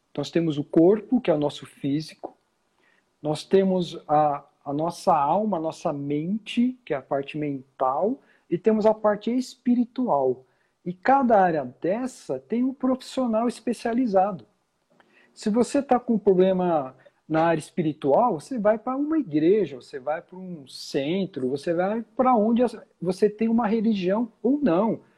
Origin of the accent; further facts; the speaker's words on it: São Paulo, Brazil; moved away as an adult; also born or lived in London; eu sou aqui de São Paulo, né? eu nasci, cresci